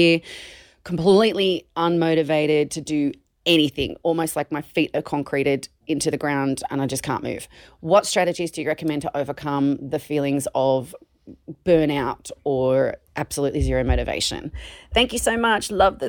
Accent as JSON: {"language": "English", "town": "Blue Mountains", "region": "New South Wales", "country": "Australia", "said": "I'm from the Blue Mountains in New South Wales."}